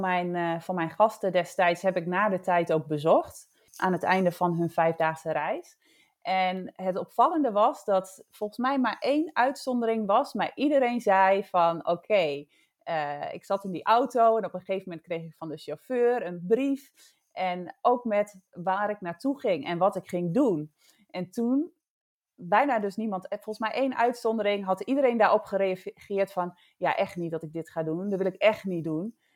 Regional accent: Drenthe, Netherlands; moved away as an adult; also born or lived in Bali; ik woon in Drenthe, waar ik vandaan kom

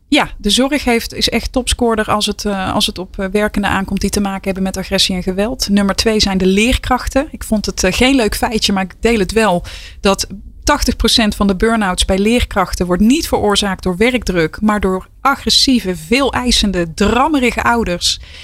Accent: North Brabant, Netherlands; ik ben een echte Brabantse

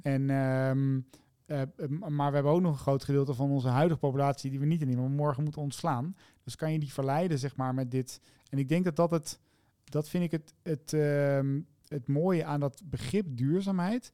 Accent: Zevenaar, Gelderland, Netherlands; mijn geboortedorp. Mm Zevenaar, in het oosten van het mhm. land. En daar ben ik al heel vroeg in de afwas geschopt door mijn lieftallige papa

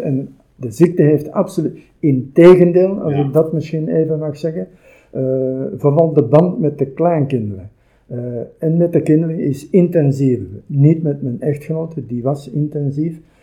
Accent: Antwerp or Brasschaat, Flanders, Belgium; also born or lived in Turnhout; now in Kapellen, Belgium; heel mijn leven gewoond in Antwerpen of in Vaschaat en nu recent in Kapellen

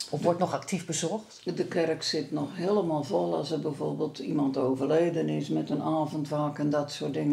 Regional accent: Wervershoof, North Holland, Netherlands; born or raised there

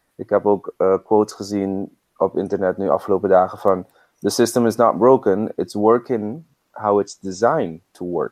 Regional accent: Curaçao; ik ben op Curaçao opgegroeid

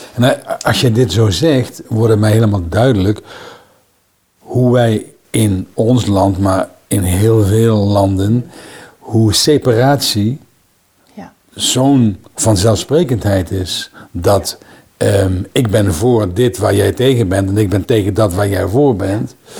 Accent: Limburg, Netherlands; opgegroeid in Limburg

